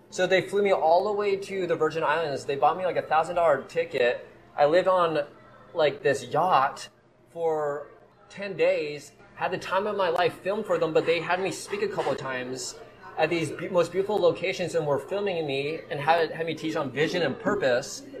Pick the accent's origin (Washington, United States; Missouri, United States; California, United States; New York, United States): Missouri, United States; Kansas City; also born or lived in Colorado; I was actually born in Colorado, but I was raised in Kansas City